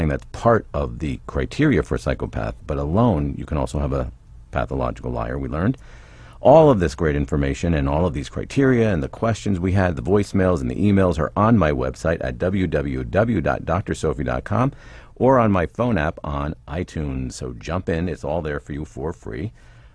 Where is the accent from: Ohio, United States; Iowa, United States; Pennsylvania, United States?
Pennsylvania, United States; I'm from PA